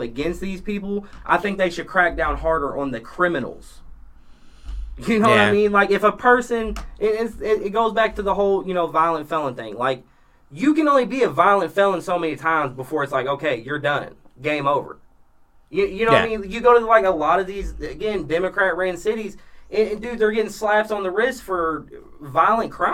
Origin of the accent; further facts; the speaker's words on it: Louisville, Kentucky, United States; moved away; I grew up in Louisville